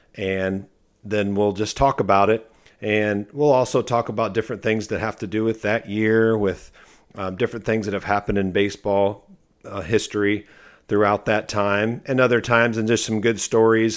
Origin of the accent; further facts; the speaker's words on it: Akron, Ohio, United States; moved away; also born or lived in Cincinnati, Ohio; I'm from the Akron, Ohio area